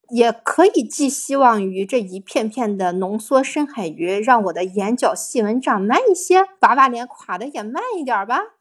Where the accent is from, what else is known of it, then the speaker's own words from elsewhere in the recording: China; 我们中国人